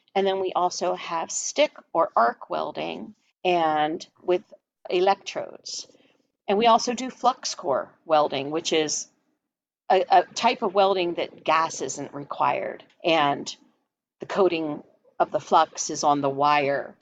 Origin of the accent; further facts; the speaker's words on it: Philadelphia, Pennsylvania, United States; moved away; I'm from Philadelphia originally